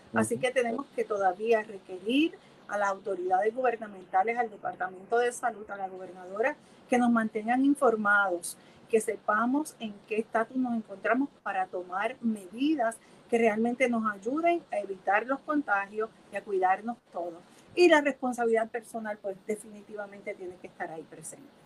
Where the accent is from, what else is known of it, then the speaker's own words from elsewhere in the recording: Puerto Rico; de esta mezcla que somos los puertorriqueños, los boricuas